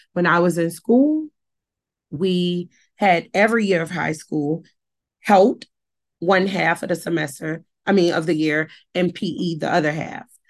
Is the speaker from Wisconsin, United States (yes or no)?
no; New Orleans, Louisiana, United States; I was born and raised in New Orleans. I was born and raised in the heart of the Night Ward